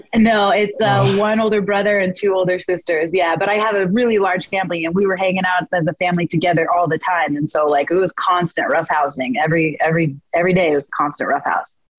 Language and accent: English; Spokane, Washington, United States; now in Chicago, United States; I'm from Washington. I'm Washington native